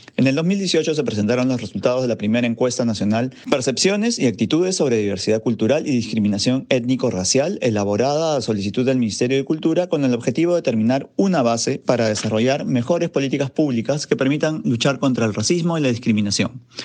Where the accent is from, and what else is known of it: Peru